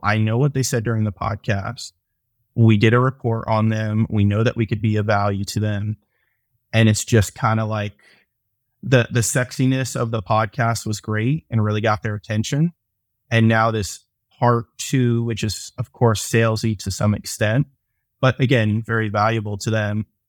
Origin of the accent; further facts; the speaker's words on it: Atlanta, Georgia, United States; I'm from Atlanta.